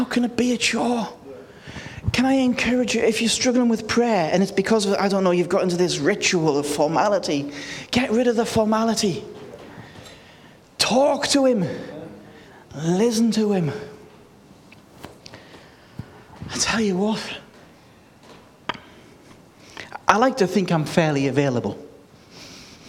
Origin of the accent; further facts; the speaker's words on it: United Kingdom; I was born in the United Kingdom, but I am now part of the kingdom of God